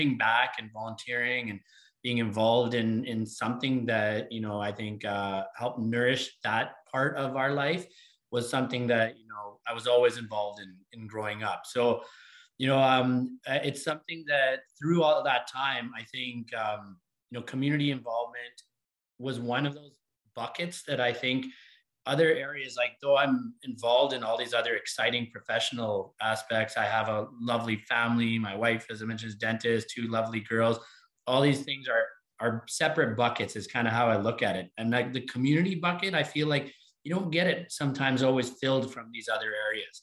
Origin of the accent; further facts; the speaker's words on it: Calgary, Alberta, Canada; also born or lived in Edmonton / New York City; born and raised in Calgary